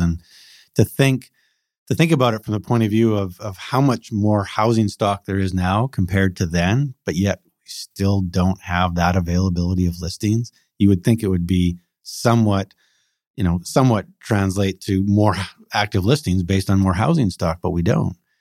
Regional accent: Coquitlam, British Columbia, Canada; I grew up in the Tri-Cities in Coquitlam, so I know the area very well

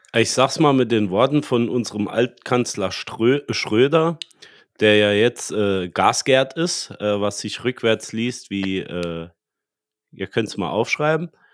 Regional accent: Germany; wir als Deutsche

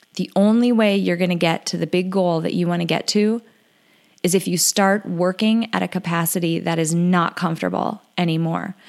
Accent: North Dakota, United States; I'm from North Dakota

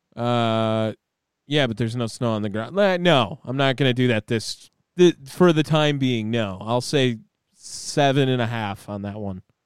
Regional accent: Wisconsin, United States; accent: Wisconsin; moved away as an adult; I don't think that I'll ever lose my Wisconsin accent.

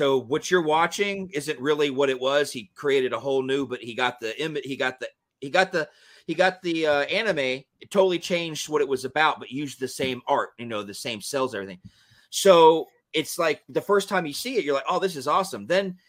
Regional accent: Georgia, United States; I grew up in Georgia. I grew up in the country area, a rural area of Georgia.

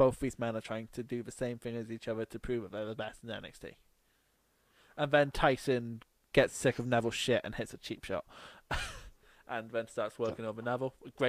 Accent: Newcastle, North East England, United Kingdom; Yeah, I'm from Newcastle.

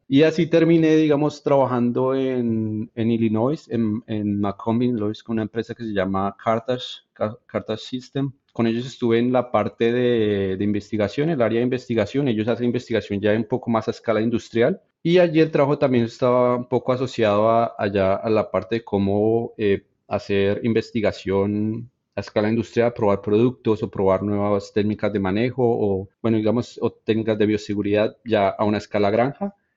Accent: Bogotá, Colombia; moved away; yo en realidad crecí en la ciudad, en Bogotá

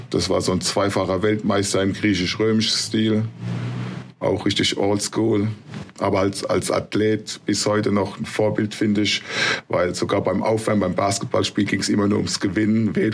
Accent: Mannheim, Baden-Württemberg, Germany; also born or lived in Ludwigshafen; also eine Stadt weiter, weil ich komme ja aus Mannheim, Ludwigshafen.

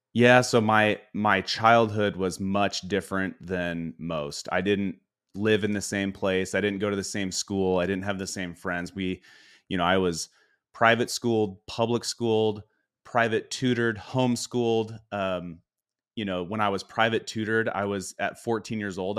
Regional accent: Spokane, Washington, United States; we grew up in Spokane, so things were cold most of the year

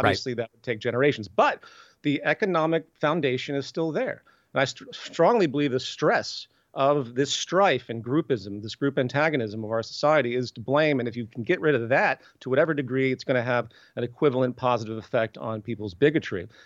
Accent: the South, United States; I'm from the South

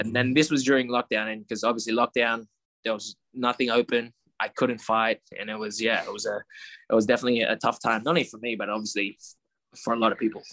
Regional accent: Australia; the chance to grow up in Australia

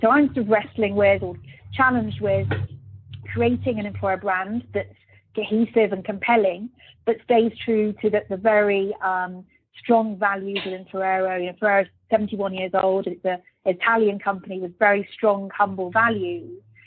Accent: Birmingham, West Midlands, United Kingdom; moved away; also born or lived in Luxembourg / London; I'm a British person born in Birmingham, so very proud of being from Birmingham.

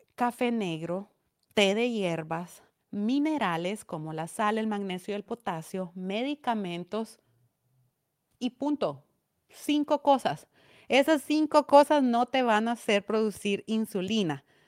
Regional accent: Esquipulas, Chiquimula, Guatemala; A mí me siguen personas de mi pueblo, de aldeas de mi pueblo

